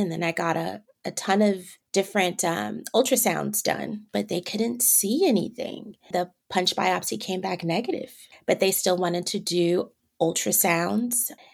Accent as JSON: {"language": "English", "town": "Vallejo", "region": "California", "country": "United States", "tie": "born or raised there", "also_born_or_lived": "San Francisco / Los Angeles", "moved": "as an adult", "lives_now": "Atlanta, United States", "said": "I was born in San Francisco and I grew up about 30 minutes north in Vallejo, California"}